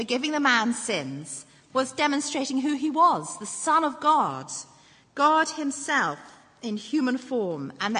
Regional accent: England, United Kingdom; moved away as an adult; now in Northern Ireland, United Kingdom; I was born and brought up in England. I moved over here when I married my husband

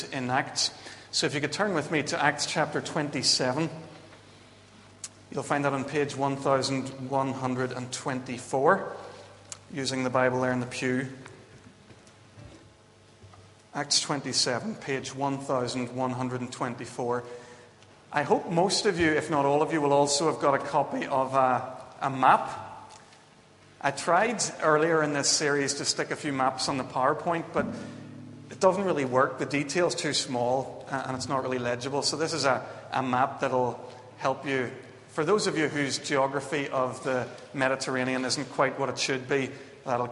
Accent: Belfast / Bangor, Northern Ireland, United Kingdom; also born or lived in Vancouver; I was flying home from Vancouver to Belfast and then on to Bangor to see Claire and to get married

